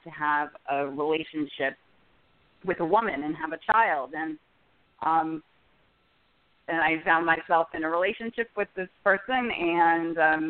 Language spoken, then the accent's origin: English; New York City, New York, United States; moved away as an adult; now in San Francisco Bay Area, United States; I'm originally from the New York City area